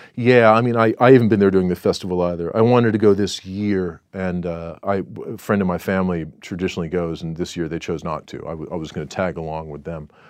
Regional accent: Southern California, United States; moved away as an adult; now in Singapore; where I grew up in Southern California

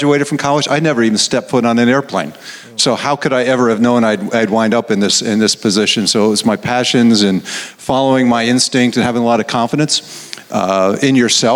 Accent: upstate New York, United States; moved away as an adult; now in Atlanta, United States; I'm from New York, upstate New York

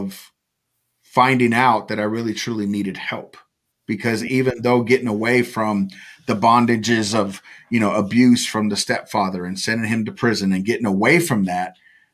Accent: California, United States; I was raised in California

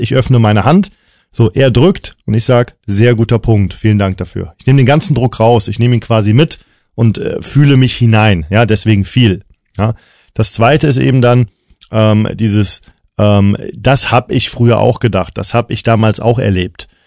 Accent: Cologne, North Rhine-Westphalia, Germany; ich bin Kölner

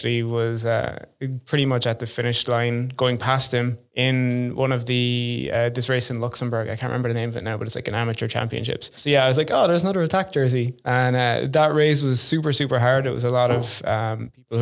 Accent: Cork, Munster, Ireland; moved away as an adult; also born or lived in Dublin, Ireland; now in Amsterdam, Netherlands; I came from Ireland. I grew up there.

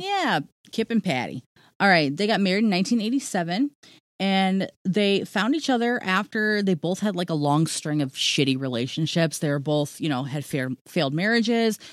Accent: Ohio, United States; I'm from Ohio

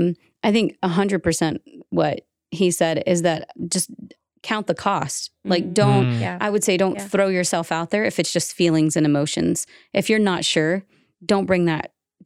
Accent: the South, United States; moved away; also born or lived in Utah; as a Southerner

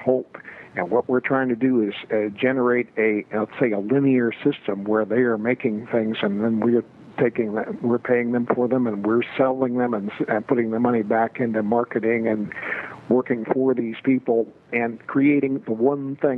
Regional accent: United States; people should not refer to us as Native Americans. We should always be referred to as American Indians.

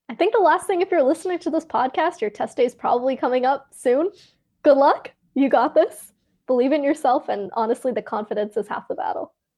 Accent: Canada; So I'm Canadian, I'm in Canada

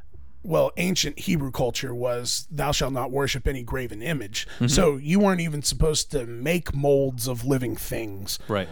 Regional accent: Oklahoma, United States; I grew up a Braves fan. I thought that I was Native American growing up in Oklahoma. Turns out I'm not.

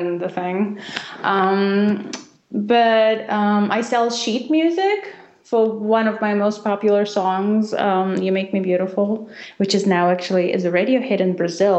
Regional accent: Russia; Because, you know, I grew up not just in Russia. I mean, I grew up in the very, very end of Soviet Union when things were just incredibly difficult. And in Russia, all we thought in the 90s was how to survive.

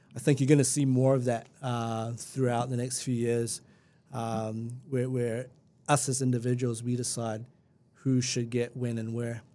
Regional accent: Christchurch, Canterbury, New Zealand; also born or lived in Lincoln, New Zealand; I'm, I'm from Christchurch and I lived rurally, rurally or semi-rurally in, uh, just out in Lincoln

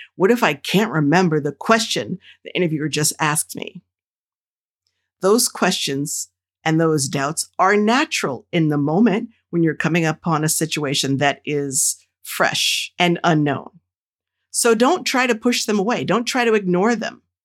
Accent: New Jersey, United States; the folks who I grew up with in Jersey

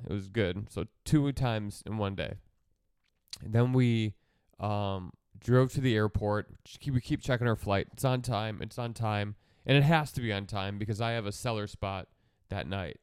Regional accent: Milwaukee, Wisconsin, United States; I'm from Milwaukee, which is, like, forty-five minutes north of Kenosha.

